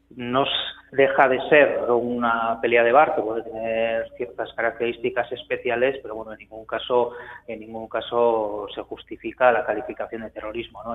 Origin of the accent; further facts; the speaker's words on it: Basque Country, Spain; siendo periodista vasco